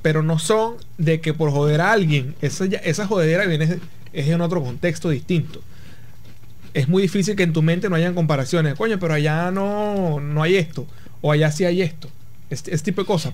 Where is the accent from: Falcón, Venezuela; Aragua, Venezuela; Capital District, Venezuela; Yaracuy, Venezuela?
Falcón, Venezuela; Punto Fijo; Punto Fijo, yo soy de Punto Fijo